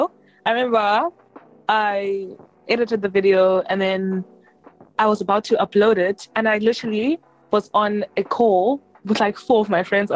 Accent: Zimbabwe; born or raised there; now in Cape Town, South Africa

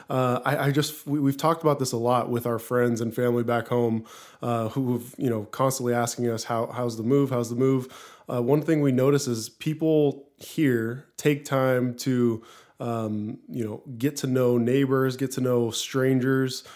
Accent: Lakewood, Washington, United States; also born or lived in Pullman, Washington; I grew up in Lakewood, Washington, just south of Seattle

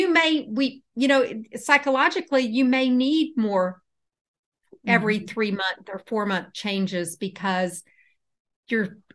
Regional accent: Houston, Texas, United States; now in Atlanta, United States; I'm in Atlanta. And I grew up in Houston.

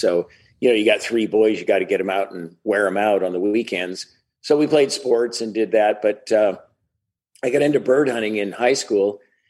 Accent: Seattle, Washington, United States; Seattle's one of the most left-wing places in the U.S., so I like to say that I'm from the Seattle area.

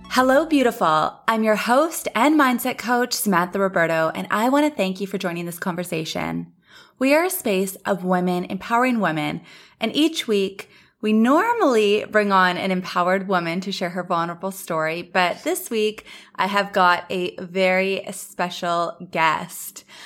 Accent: Thunder Bay, Ontario, Canada; now in Los Angeles, United States; I left Los Angeles, went back to my hometown, Thunder Bay

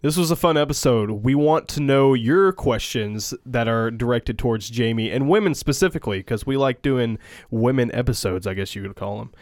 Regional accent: Hampshire, Tennessee, United States; my hometown was like ten minutes from there

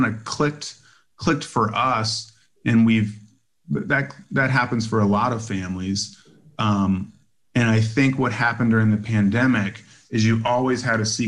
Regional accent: Virginia, United States; now in Chicago, United States; I grew up in Virginia and live in Chicago now

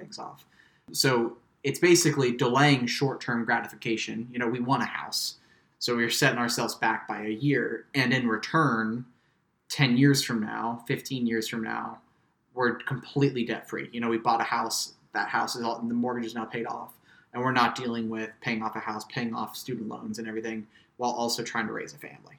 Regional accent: Midwest, United States; moved away; I'm from the Midwest, which is a very man is the breadwinner kind of culture.

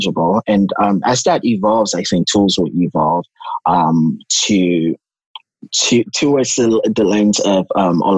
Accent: Lagos, Nigeria; I'm from Nigeria, a city called Lagos, Nigeria

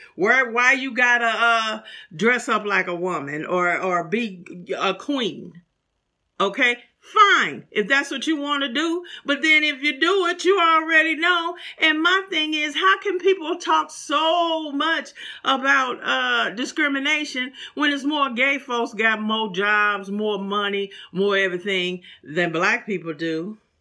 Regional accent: St. Louis, Missouri, United States; moved away; my hometown of St. Louis

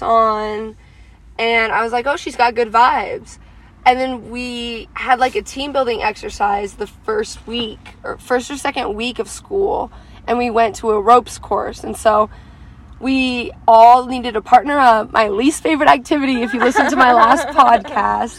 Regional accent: Colorado, United States; I'm from Colorado.

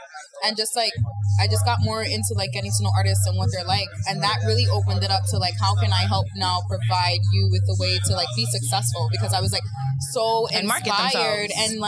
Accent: New York, United States; I'm from New York.

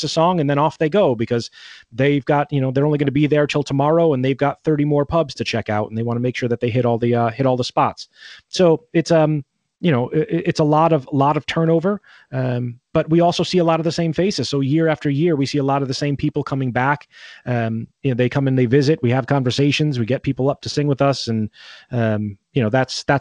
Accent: Connecticut, United States; moved away as an adult; now in Ireland; growing up in Connecticut in that household

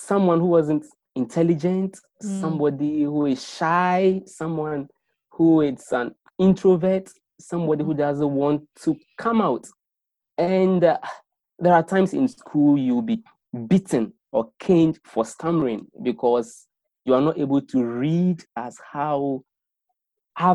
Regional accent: Accra, Greater Accra, Ghana; I was born in Accra, and then I've lived in Accra all my life

